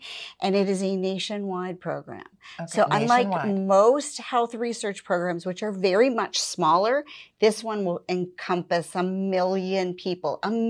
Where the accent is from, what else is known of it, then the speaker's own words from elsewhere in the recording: Pennsylvania, United States; now in Butler County, United States; I moved from Allegheny County to Butler County. And I had never lived out of Allegheny County prior to that.